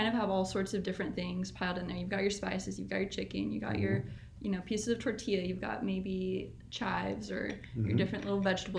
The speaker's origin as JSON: {"language": "English", "region": "Oklahoma", "country": "United States", "said": "I'm from Oklahoma."}